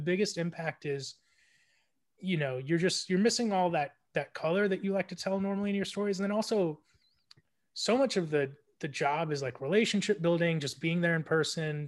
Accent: South Florida, United States; I grew up in South Florida

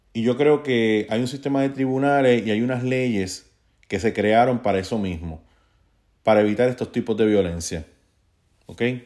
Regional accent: Puerto Rico; moved away; also born or lived in Bayamón, Puerto Rico; yo como puertorriqueño

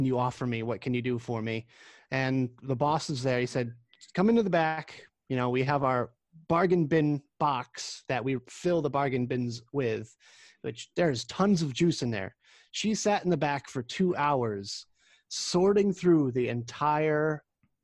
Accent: Massachusetts, United States; my home state of Massachusetts

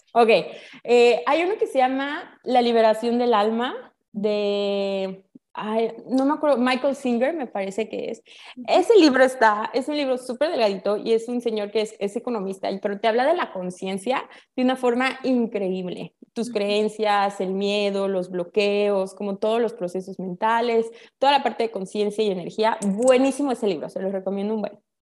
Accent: Mexico; first language Spanish; now in Playa del Carmen, Mexico; yo nací en México, mis papás son mexicanos, pues 100% mexicana

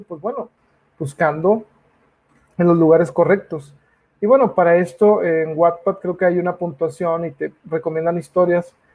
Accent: Mexico; uno como mexicano

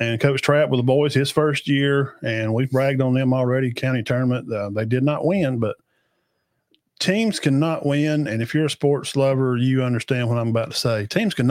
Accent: Cedar Bluff, Alabama, United States; I was graduating from Cedar Bluff.

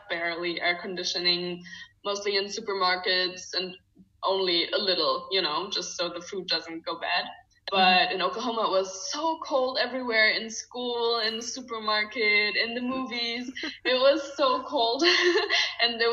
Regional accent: Berlin, Germany; English is a second language; I'm born and raised in Berlin, Germany

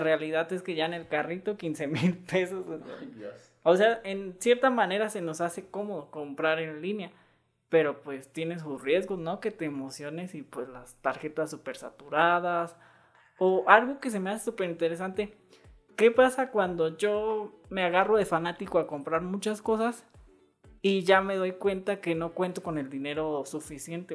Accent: Morelia, Michoacán, Mexico; los que somos de Morelia

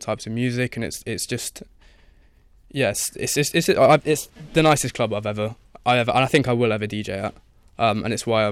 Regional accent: Leicester, East Midlands, United Kingdom; I'm from Leicester

